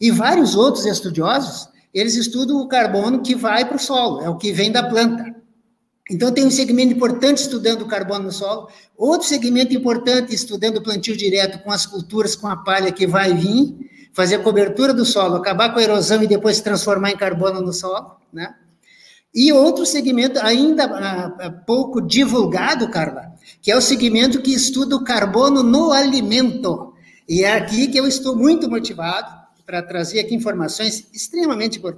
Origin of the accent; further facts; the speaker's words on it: Brazil; claro que a gente é brasileiro